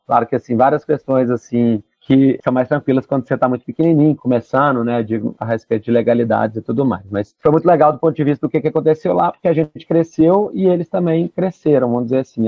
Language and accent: Portuguese; Belo Horizonte, Minas Gerais, Brazil; eu sou de Belo Horizonte